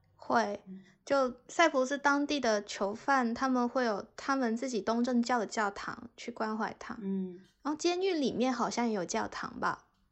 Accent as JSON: {"language": "Chinese", "country": "China", "also_born_or_lived": "Cyprus / United Kingdom", "moved": "as an adult", "said": "作为一个中国人"}